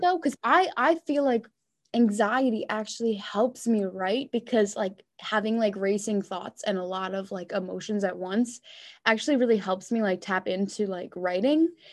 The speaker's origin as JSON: {"language": "English", "area": "Long Island", "region": "New York", "country": "United States", "tie": "born or raised there", "said": "I grew up on Long Island"}